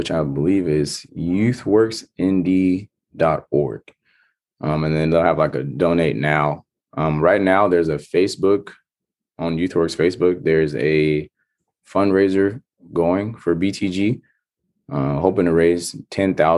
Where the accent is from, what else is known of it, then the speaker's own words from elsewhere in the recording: Stockton, California, United States; now in Fargo, United States; growing up in Stockton